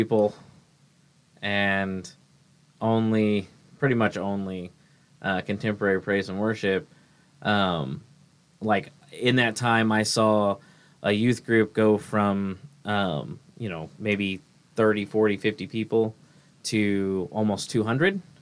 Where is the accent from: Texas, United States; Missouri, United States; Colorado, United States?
Missouri, United States; Kearney; now in Lehigh Acres, United States; I experienced a cult come through my hometown that convinced a lot of teenagers to move to Ohio from Kearney, Missouri